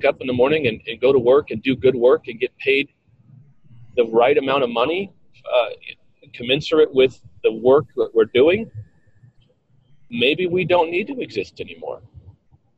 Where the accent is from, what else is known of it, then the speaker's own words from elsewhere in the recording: Bend, Oregon, United States; my hometown of Bend